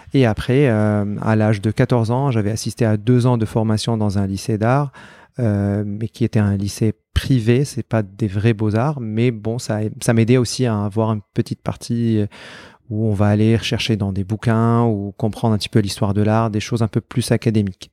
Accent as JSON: {"language": "French", "town": "Aleppo", "region": "Aleppo Governorate", "country": "Syria", "tie": "born or raised there", "moved": "as an adult", "lives_now": "Argenteuil, France", "said": "j'ai grandi à Alep"}